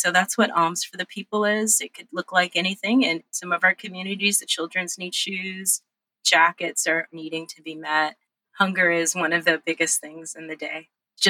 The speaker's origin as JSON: {"language": "English", "town": "Los Angeles", "region": "California", "country": "United States", "tie": "born or raised there", "also_born_or_lived": "Monterey Bay"}